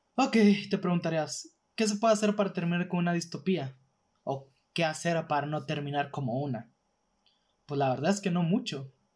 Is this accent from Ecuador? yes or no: no; northern Mexico, Mexico; básicamente aquí en el norte